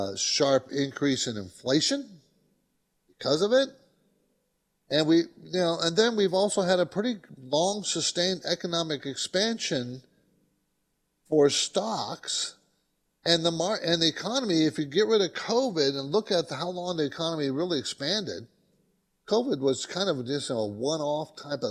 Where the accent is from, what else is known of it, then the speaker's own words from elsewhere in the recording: San Diego, California, United States; I grew up in San Diego. People don't know that, but my dad was in the Navy and stationed in San Diego.